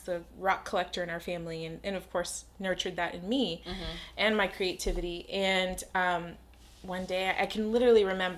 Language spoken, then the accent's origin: English; Corpus Christi, Texas, United States; I was born and raised here in Corpus Christi.